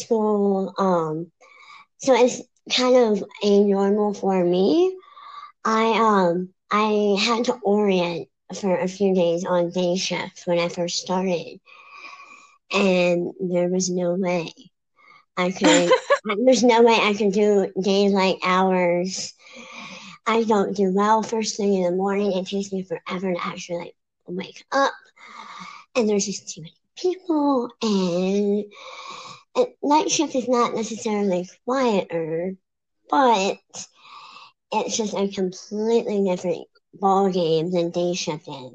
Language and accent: English; Maryland, United States; moved away as an adult; now in Pennsylvania, United States; So I was born and raised in Maryland. I moved to Pennsylvania about almost 2 years ago